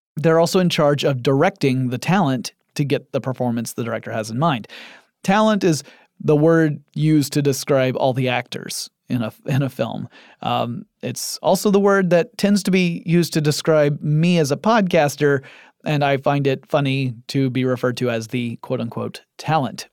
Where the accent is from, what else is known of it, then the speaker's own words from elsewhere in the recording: Atlanta, Georgia, United States; I live in Atlanta, Georgia, in the United States of America, and my hometown has become something of a second Hollywood.